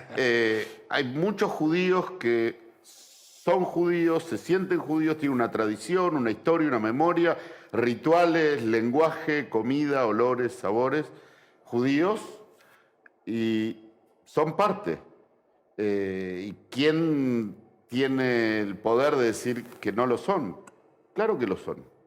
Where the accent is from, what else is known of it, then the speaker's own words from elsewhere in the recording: Argentina; nosotros como argentinos